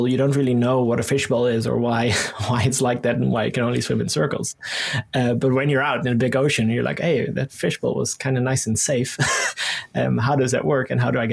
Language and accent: English; Netherlands; moved away as an adult; I was born and raised in the Netherlands, and I lived here until I was 24, I think.